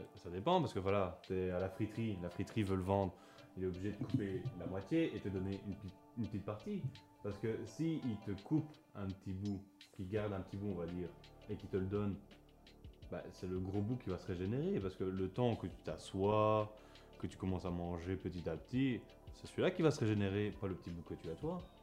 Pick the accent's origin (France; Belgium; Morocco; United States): Belgium